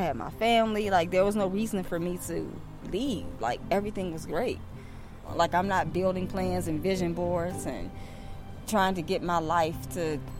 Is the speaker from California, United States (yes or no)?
no; Kankakee, Illinois, United States; now in Sumpter, United States; I am the co-owner of the Coffee Pot Dispensary. I am originally from Kankakee, Illinois, which is like 45 miles south of Chicago. So I currently live and reside and work in Sumter.